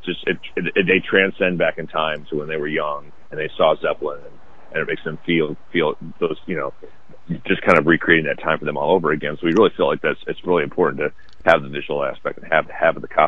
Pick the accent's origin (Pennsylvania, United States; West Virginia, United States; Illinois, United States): Illinois, United States; Chicago; I'm from Chicago